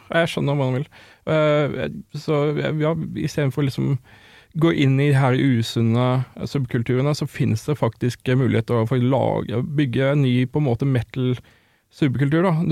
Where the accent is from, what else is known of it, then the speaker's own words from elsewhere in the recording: Sørlandet, Norway; jeg vokste opp på Sørlandet